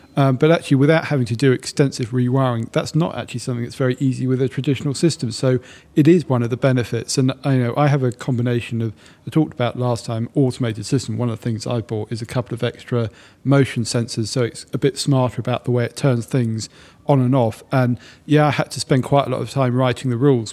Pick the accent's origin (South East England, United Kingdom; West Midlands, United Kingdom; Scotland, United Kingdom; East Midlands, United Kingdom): South East England, United Kingdom; Sussex; moved away as an adult; now in London, United Kingdom; I was born and bred in Sussex and I'm very proud of it